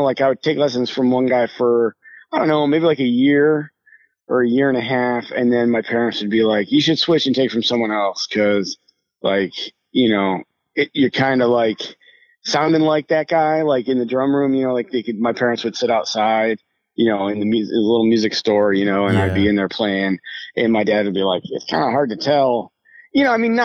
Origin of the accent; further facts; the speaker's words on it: Rochester, New York, United States; moved away as an adult; now in Nashville, United States; I grew up in just outside of Rochester, New York, and actually lived there until about 2 years ago when I moved to Nashville